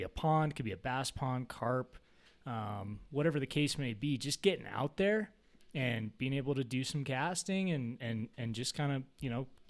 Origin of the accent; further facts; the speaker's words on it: Colorado Springs, Colorado, United States; I grew up in Colorado Springs, and so urban environment.